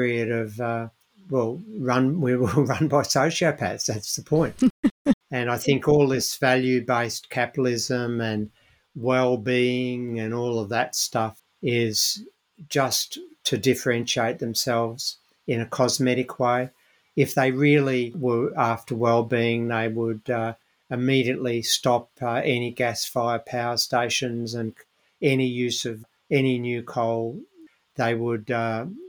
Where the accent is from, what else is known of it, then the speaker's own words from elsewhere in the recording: Melbourne, Victoria, Australia; growing up in Melbourne